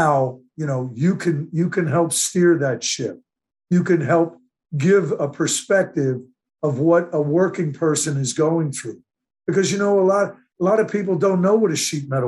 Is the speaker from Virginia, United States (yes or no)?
no; Delran, New Jersey, United States; my hometown, Delran, New Jersey